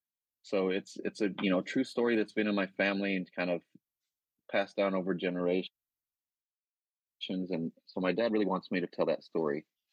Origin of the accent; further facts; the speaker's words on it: the South, United States; accent: Southern; I had a Southern accent, so the first thing they had me do is work on my Southern accent and get rid of it.